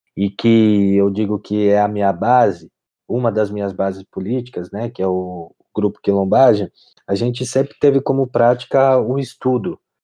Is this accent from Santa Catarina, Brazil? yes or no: no; São Bernardo do Campo, São Paulo, Brazil; eu sou nascido e crescido em São Bernardo